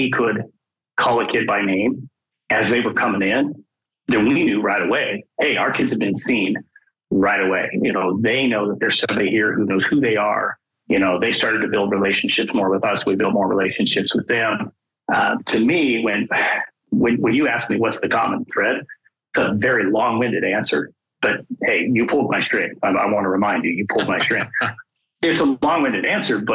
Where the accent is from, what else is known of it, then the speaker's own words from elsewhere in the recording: Wyoming, United States; also born or lived in Arizona; my home state of Wyoming